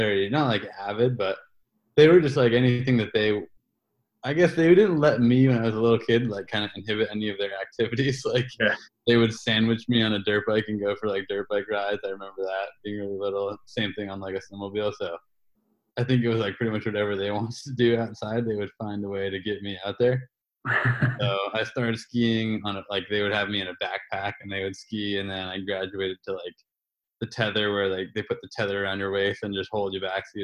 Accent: Bethel, Maine, United States; I am originally from Maine, from small town Bethel, Maine, and grew up out skiing with my passion for my whole life

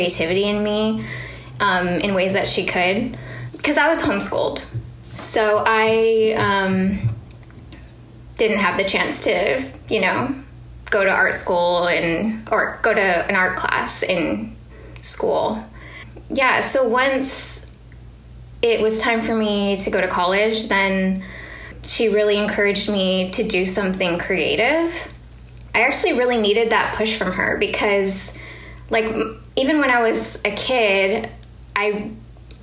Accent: Guam; moved away; I grew up in Guam

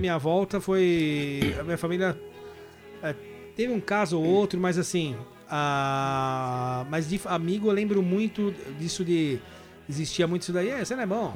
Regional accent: São Paulo, Brazil; moved away as an adult; also born or lived in Guarulhos / London; now in Liverpool, United Kingdom; eu morei minha vida inteira em São Paulo, mas morei meus últimos anos, eu morei em Guarulhos.

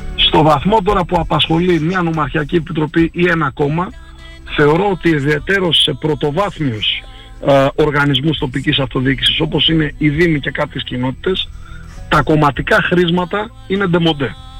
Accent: Xanthi, Eastern Macedonia and Thrace, Greece; also born or lived in Kavala; Είμαι ένας άνθρωπος γέννημα ξαντιώτη Εδώ γεννήθηκα, οκ, στην Καβάλα γεννήθηκα και ήρθα τριών ημερών, εδώ μεγάλωσα, εδώ πήγα σχολείο

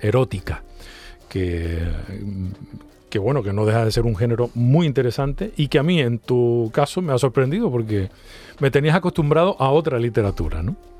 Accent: Canary Islands, Spain; a los canarios

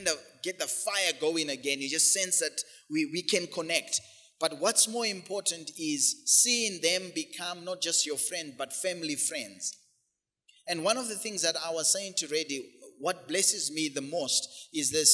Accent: Zimbabwe; moved away; back home, back in the hood, where we grew up in Zim

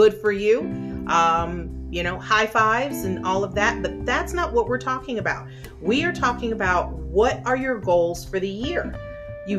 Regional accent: Ohio, United States; now in Florida, United States; I'm from Ohio

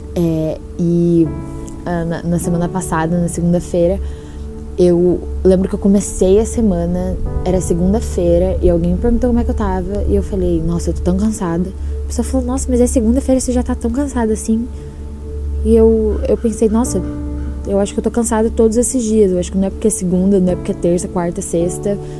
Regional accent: Curitiba, Paraná, Brazil; moved away as an adult; now in Boston, United States; eu sou de Curitiba, mas eu não estou em Curitiba no momento. Eu tô morando em Boston, nos Estados Unidos, vai fazer quatro meses

